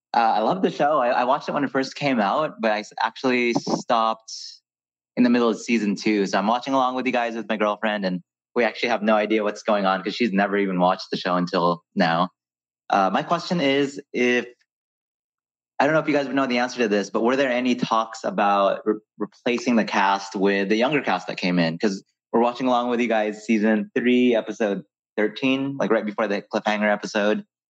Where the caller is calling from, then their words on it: Buena Park, California, United States; I'm calling from Buena Park, California, which is technically in Orange County, but it's not like the OC OC.